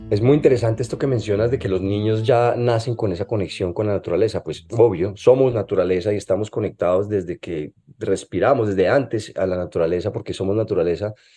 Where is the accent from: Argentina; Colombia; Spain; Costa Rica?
Colombia; moved away as an adult; Yo cuando estaba en Colombia, aquí en la universidad